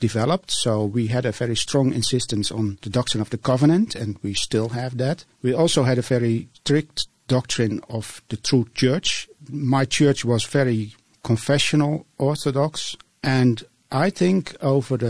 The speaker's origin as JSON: {"language": "English", "country": "Netherlands", "second_language": "English", "said": "I'm from the Netherlands"}